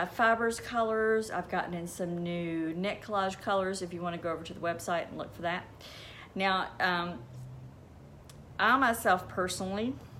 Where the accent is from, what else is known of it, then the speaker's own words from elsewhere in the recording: Kentucky, United States; I'm from Kentucky. There's a lot of water there, and I grew up